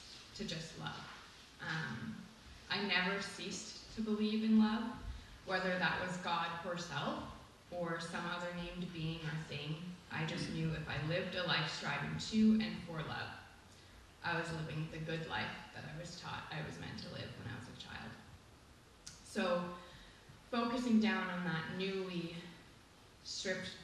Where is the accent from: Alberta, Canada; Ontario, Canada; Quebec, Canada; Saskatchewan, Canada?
Ontario, Canada; moved away as an adult; now in St. Stephen, Canada; I attended private Christian schools predominantly of the same denomination, from junior kindergarten in Ontario, that starts for me at the age of 3, through to grade 12